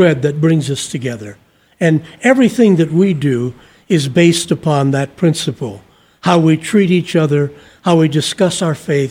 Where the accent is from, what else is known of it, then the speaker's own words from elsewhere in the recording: Northern Indiana, United States; I grew up in Indiana